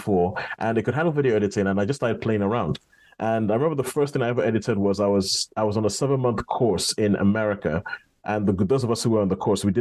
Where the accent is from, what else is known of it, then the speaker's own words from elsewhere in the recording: Nigeria; growing up, I mean, as a Nigerian